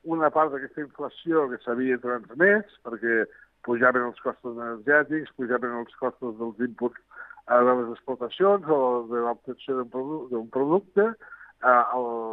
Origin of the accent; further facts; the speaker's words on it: Lleida, Catalonia, Spain; parlo com a lleidatà